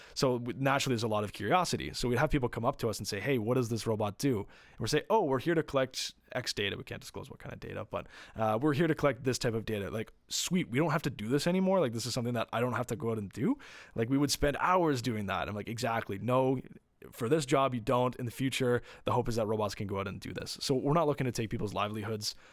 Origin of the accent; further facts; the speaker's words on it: Windsor, Ontario, Canada; we're from Windsor, and we're a very manufacturing heavy town.